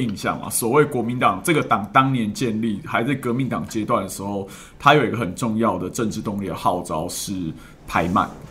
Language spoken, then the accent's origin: Chinese; Taiwan; born there; 我是九零年代出生，台湾那时候叫做刚戒严